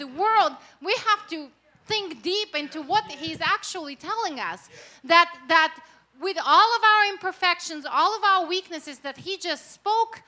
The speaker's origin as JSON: {"language": "English", "country": "Russia", "tie": "born or raised there", "second_language": "English", "moved": "yes", "lives_now": "United States", "said": "I was born and raised in Russia, in the former Soviet Union"}